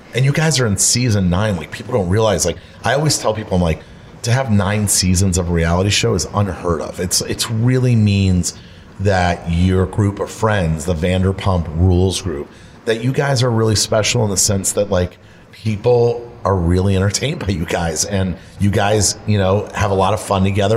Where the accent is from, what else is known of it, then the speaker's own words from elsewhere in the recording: Florida, United States; moved away; I grew up in Florida where the water is 83 degrees